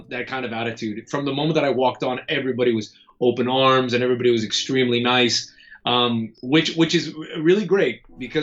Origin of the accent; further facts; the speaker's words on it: Florida, United States; I'm from Florida